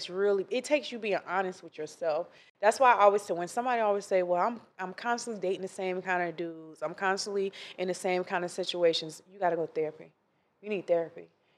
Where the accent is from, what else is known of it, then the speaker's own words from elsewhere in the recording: Ocala, Florida, United States; Ocala, Florida.